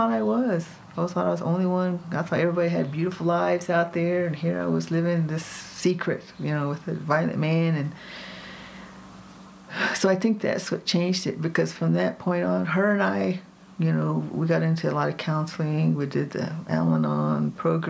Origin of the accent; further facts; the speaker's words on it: Oklahoma, United States; now in Jicarilla Apache reservation, United States; I was raised in Oklahoma because my mom, the adventurous Apache woman way back in the 40s, got a nursing degree